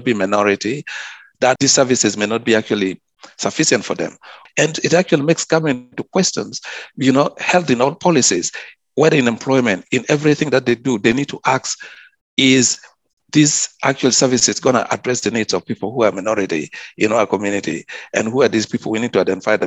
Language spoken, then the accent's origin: English; South Sudan; also born or lived in Sydney; now in Cairns, Australia; my community where I come from, I'm from South Sudan